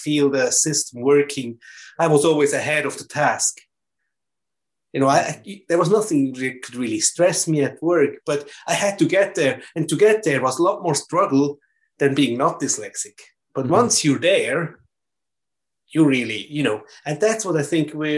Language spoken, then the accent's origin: English; German-speaking part of Switzerland, German-speaking Switzerland, Switzerland; English is a second language; everything was German, obviously, because I come from German part of Switzerland, German-speaking part of Switzerland